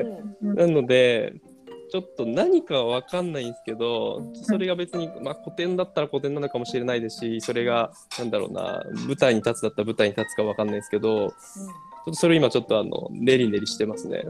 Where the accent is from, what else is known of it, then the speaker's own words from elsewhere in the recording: Kawachinagano, Osaka, Japan; moved away; 僕、大阪です。河内長野っていう